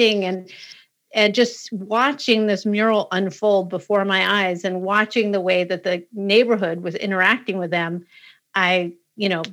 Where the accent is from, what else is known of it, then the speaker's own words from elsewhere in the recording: Western Massachusetts, United States; I grew up in Western Mass.